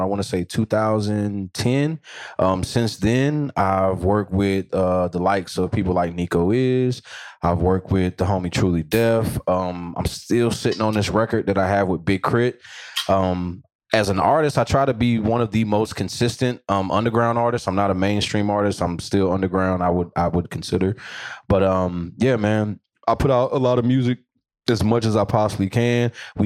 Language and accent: English; North Carolina, United States; born or raised there; also born or lived in Portsmouth, Virginia